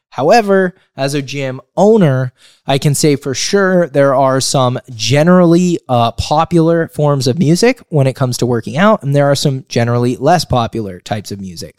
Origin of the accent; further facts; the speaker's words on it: Sonora, California, United States; also born or lived in Sonoma County, California; I was born and raised here. I grew up in a small mountain town, a rural community known as Sonora.